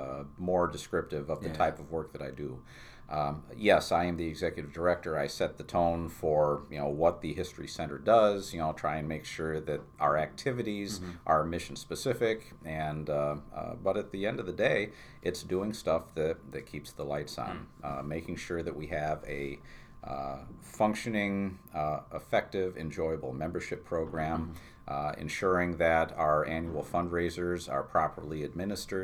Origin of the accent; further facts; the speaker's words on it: New Berlin, New York, United States; growing up in New Berlin and with parents that stayed together for 50-plus years.